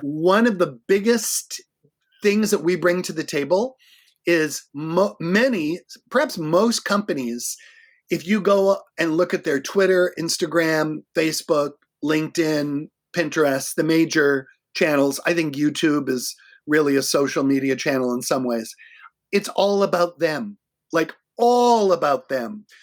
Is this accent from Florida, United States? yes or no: no; Boston, Massachusetts, United States; moved away as an adult; now in Minneapolis, United States; I'm from Boston. I'm, I'm not originally from Minnesota